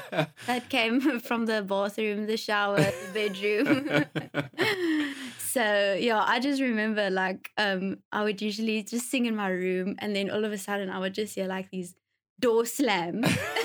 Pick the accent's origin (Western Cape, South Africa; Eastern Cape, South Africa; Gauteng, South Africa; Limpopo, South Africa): Western Cape, South Africa; Mossel Bay; In Mossel Bay.